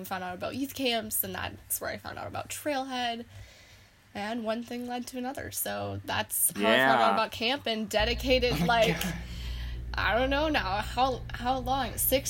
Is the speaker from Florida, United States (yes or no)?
no; Brodhead, Wisconsin, United States; also born or lived in Janesville, Wisconsin; I am originally from Broadhead, Wisconsin, which is an itty-bitty town. Like, there's, like, 3,000 people.